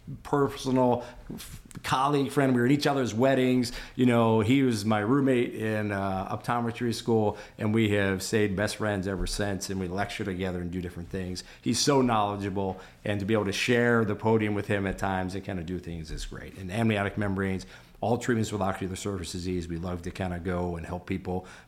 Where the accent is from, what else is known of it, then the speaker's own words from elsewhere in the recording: Minnesota, United States; I'm from Minnesota.